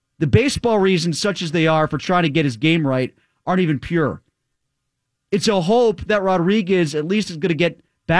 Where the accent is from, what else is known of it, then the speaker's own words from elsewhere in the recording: Connecticut, United States; growing up in Connecticut